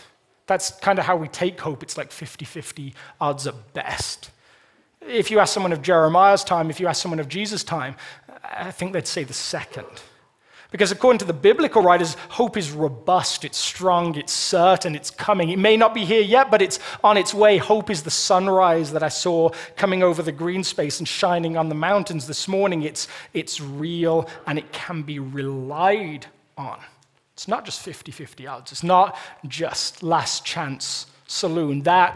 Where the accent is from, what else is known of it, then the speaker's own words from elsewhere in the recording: United Kingdom; moved away as an adult; now in Colorado, United States; I'm British